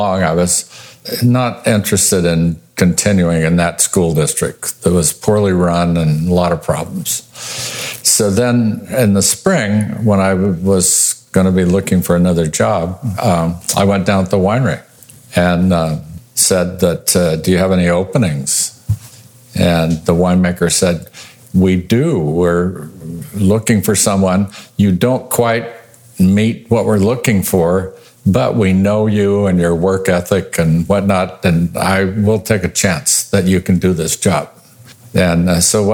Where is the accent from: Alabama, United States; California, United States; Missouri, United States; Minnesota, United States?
California, United States; Visalia; moved away as an adult; also born or lived in Tulare, California / Cloverdale, California / Oregon; I was born and raised in the San Joaquin Valley, born in Tulare and raised in Visalia